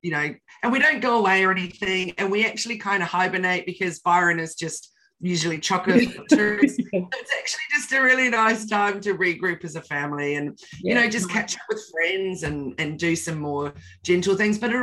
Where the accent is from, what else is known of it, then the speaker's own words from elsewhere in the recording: New Zealand; moved away as an adult; now in Australia; growing up in New Zealand, we had a beach house